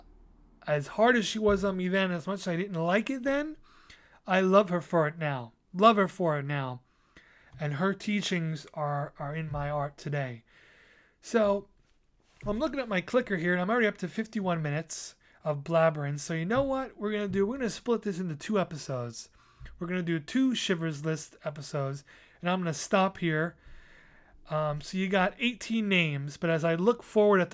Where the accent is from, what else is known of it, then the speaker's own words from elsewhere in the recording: New York City, New York, United States; I had my first art show on Staten Island in my hometown, right in my neighborhood